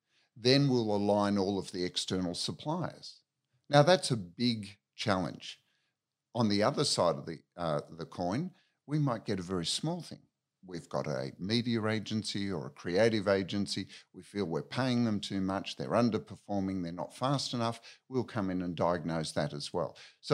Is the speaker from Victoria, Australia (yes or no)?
yes; Victoria, Australia; Okay, so born in Victoria in a country town. Spent most of my childhood and teenage years down on the Mornington Peninsula by the sea.